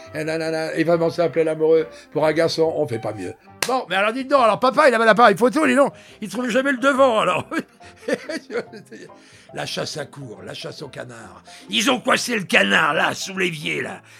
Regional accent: Brittany, France; accent: Breton; moved away as an adult; also born or lived in Paris; j'ai l'accent breton

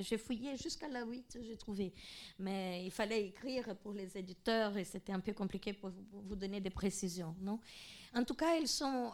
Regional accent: Mato Grosso, Brazil; moved away; là où je suis née, au Mato Grosso

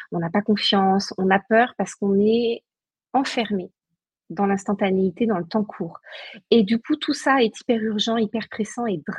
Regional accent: Brittany, France; moi, j'ai grandi en Bretagne, donc j'ai grandi avec les mégalithes

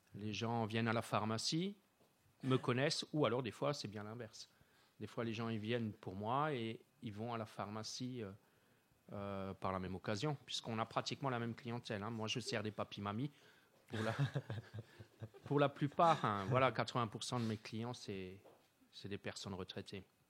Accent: Wittenheim, Grand Est, France; je suis natif, euh, euh, de Wittenheim, hein, j'y suis là depuis l'année, euh, depuis les années soixante, soixante-douze, hein, j'ai emménagé à, à Wittenheim

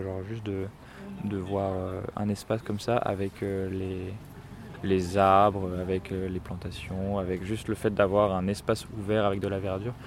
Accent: Grenoble, Auvergne-Rhône-Alpes, France; Moi, je suis grenoblois

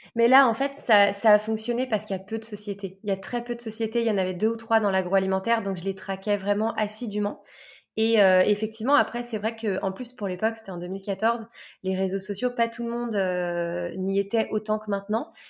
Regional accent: Lyon, Auvergne-Rhône-Alpes, France; moved away as an adult; also born or lived in south of France; Je suis de Lyon à la base

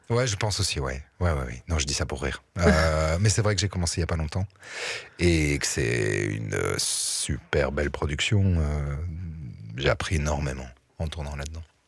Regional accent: Liège region, Wallonia, Belgium; j'ai grandi dans la région liégeoise

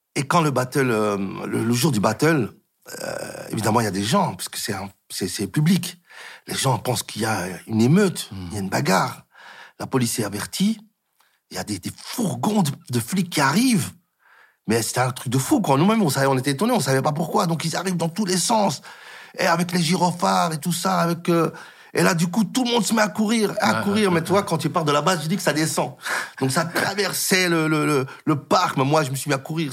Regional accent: Molenbeek-Saint-Jean, Brussels-Capital Region, Belgium; Je suis un gars de Molenbeek qui, qui, qui, qui n'a jamais quitté Bruxelles

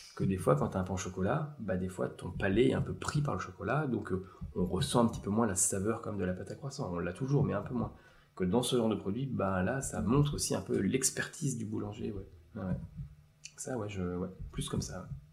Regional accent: Eure-et-Loir, Centre-Val de Loire, France; je viens de l'Eure-et-Loire

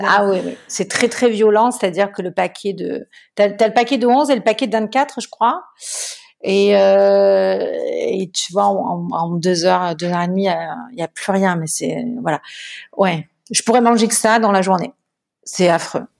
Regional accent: Marseille, Provence-Alpes-Côte d'Azur, France; je suis marseillaise. J'ai grandi euh, dans le sud de la France

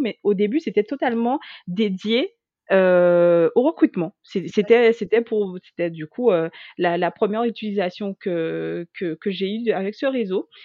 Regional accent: Guadeloupe; moved away as an adult; also born or lived in mainland France; now in France; je suis originaire de la Guadeloupe, j'ai 34 ans et j'ai quitté ma petite île pour venir faire mes études en France hexagonale

